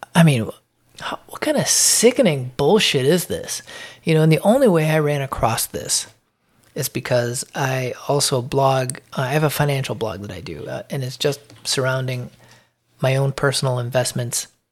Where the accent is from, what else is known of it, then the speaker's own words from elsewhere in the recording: Chicago, Illinois, United States; I'm from Chicago